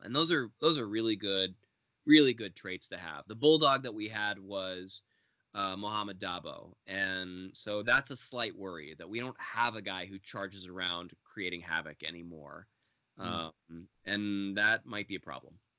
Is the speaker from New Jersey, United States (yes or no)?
no; Los Angeles, California, United States; moved away; also born or lived in Israel; I grew up in Los Angeles. I go home, and when I'm home in Los Angeles visiting my family